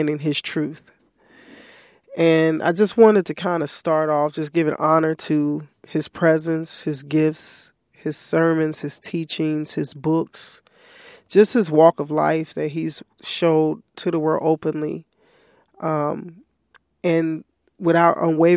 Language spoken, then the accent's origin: English; Chicago, Illinois, United States; moved away; my family and my mom and sibling and other family members in Chicago.